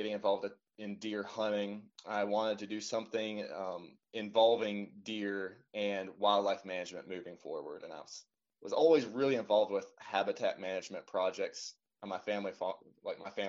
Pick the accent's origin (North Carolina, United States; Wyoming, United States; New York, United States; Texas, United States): North Carolina, United States; western; now in Indiana, United States; I'm originally from North Carolina, and I grew up there on the western side of the state, kind of in the mountains